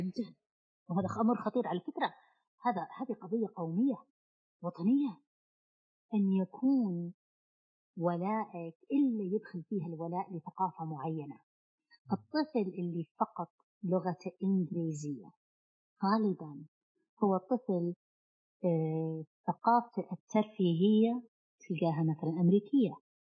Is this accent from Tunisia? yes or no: no; Saudi Arabia; عندنا في السعوديه